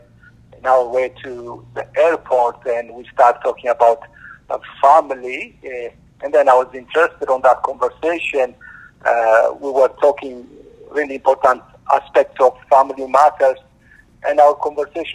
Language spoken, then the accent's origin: English; Ethiopia; moved away as an adult; now in United States; Originally, I'm from Ethiopia. 20 years ago, I came to America in pursuit of a better life